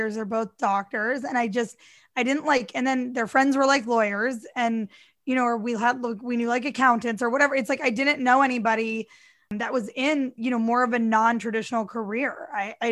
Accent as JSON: {"language": "English", "town": "St. Louis", "region": "Missouri", "country": "United States", "tie": "born or raised there", "also_born_or_lived": "New York / Florida", "moved": "yes", "said": "I grew up in St. Louis, Missouri"}